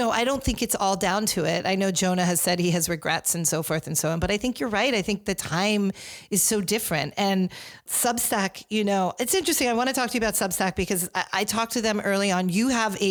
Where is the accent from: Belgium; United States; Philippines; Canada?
United States; Rye, New York; when I was growing up in New York in Rye